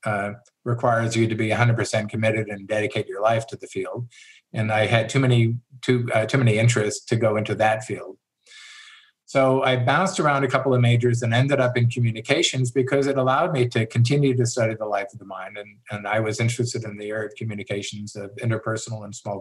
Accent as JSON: {"language": "English", "town": "Los Angeles", "region": "California", "country": "United States", "tie": "born or raised there", "also_born_or_lived": "Sierra foothills, California", "said": "I grew up in Los Angeles, where the danger was earthquakes"}